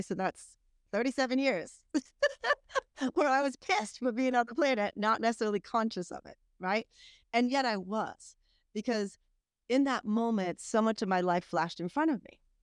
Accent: Massachusetts, United States; moved away as an adult; also born or lived in Atlanta; now in Greenville, United States; I grew up in Massachusetts

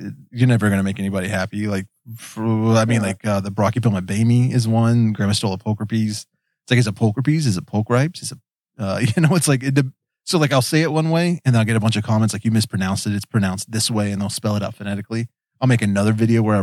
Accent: West Virginia, United States; accent: Appalachian; I'm a hillbilly from West Virginia. We've got an accent

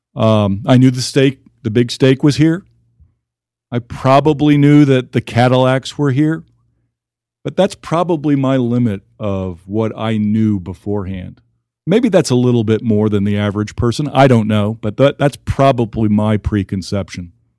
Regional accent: Houston, Texas, United States; born or raised there; also born or lived in New York City area / Omaha; now in Amarillo, United States

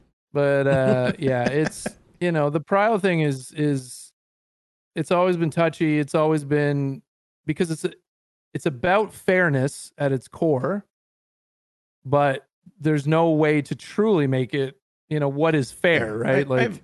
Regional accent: Canada; I'm so Canadian

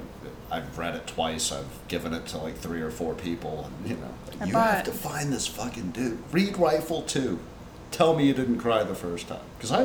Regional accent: Tennessee, United States; The offensive shit we say because we grew up in Tennessee.

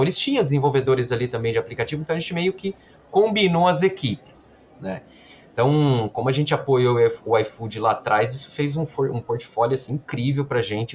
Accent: Campinas, São Paulo, Brazil; eu sou formado em engenharia da computação aqui em Campinas, é, nasci também em Campinas

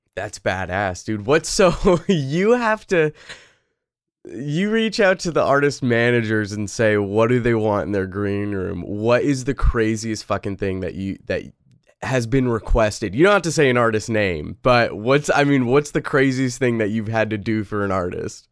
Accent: Pacific Northwest, United States; I'm from the Pacific Northwest.

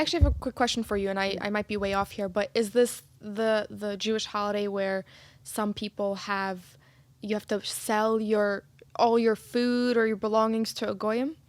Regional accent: Egypt; moved away; when I was growing up in Egypt

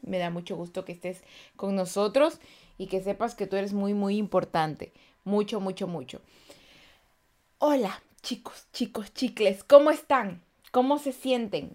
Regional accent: Guayaquil, Guayas, Ecuador; yo soy de Guayaquil, Ecuador

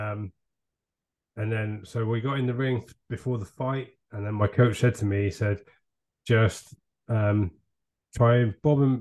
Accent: Devon, South West England, United Kingdom; We're from Devon

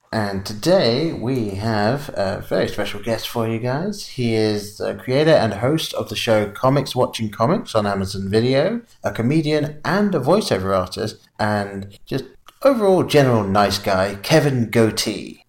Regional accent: England, United Kingdom; accent: English; moved away; being from England and growing up in England

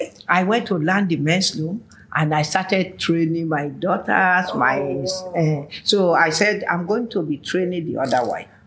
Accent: Oshogbo, Osun, Nigeria; So we are now from Oshogbo alone.

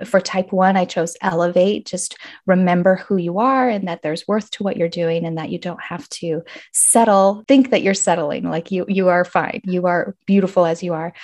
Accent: Arizona, United States; moved away as an adult; But I am back in my home state of Arizona

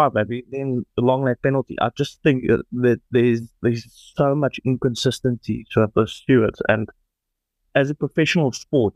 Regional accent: South Africa; being a South African right now

